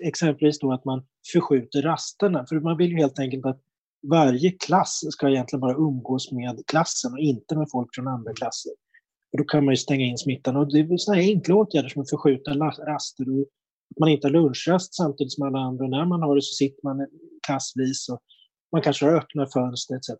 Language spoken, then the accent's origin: Swedish; Uppsala, Uppsala County, Sweden; jag kommer från Uppsala själv